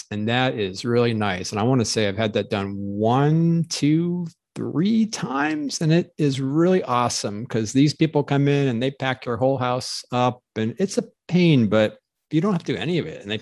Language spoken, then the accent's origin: English; Arizona, United States; from Arizona.